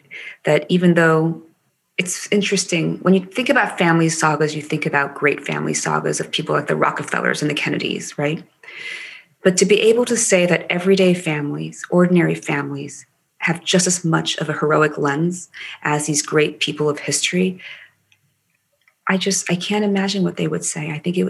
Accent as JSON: {"language": "English", "region": "Maryland", "country": "United States", "tie": "born or raised there", "accent": "Maryland dialect", "said": "I grew up with a Maryland dialect, and, you know, I used to be asked, where are you from?"}